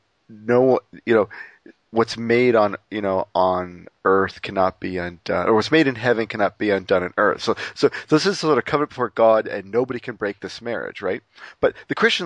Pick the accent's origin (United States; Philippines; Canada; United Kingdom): Canada; I'm Canadian